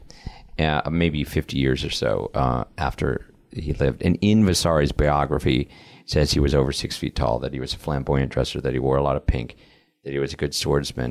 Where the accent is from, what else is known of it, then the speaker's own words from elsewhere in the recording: United States; me being an American